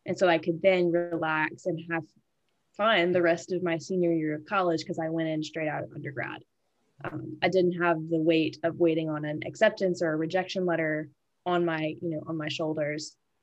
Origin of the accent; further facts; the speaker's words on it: Shreveport, Louisiana, United States; I wanted to end up back in Shreveport. This is my hometown. This is where I grew up